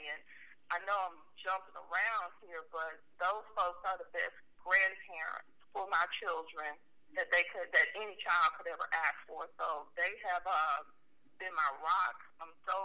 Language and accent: English; Memphis, Tennessee, United States; also born or lived in Bartlett, Tennessee; I was raised in New Chicago